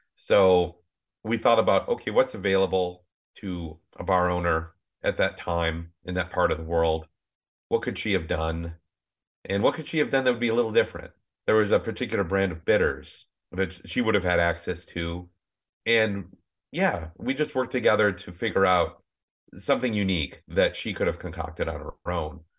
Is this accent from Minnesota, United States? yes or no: yes; Minnesota, United States; now in California, United States; growing up in Minnesota, descended from farming families on both sides